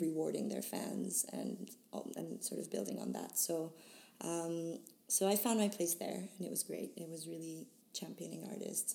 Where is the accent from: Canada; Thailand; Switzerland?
Switzerland; moved away as an adult; also born or lived in Boston; now in London, United Kingdom; I was uh, born and raised in Switzerland